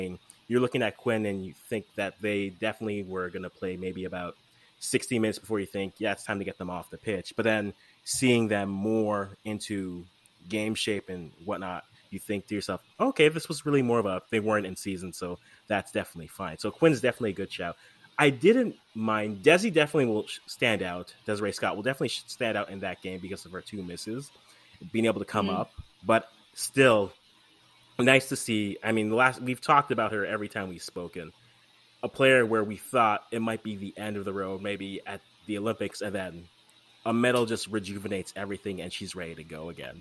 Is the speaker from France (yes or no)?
no; Canada; also born or lived in Ghana; As a Canadian fan